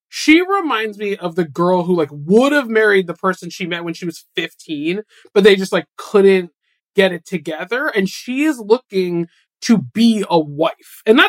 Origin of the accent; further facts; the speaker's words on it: New England, United States; I'm from New England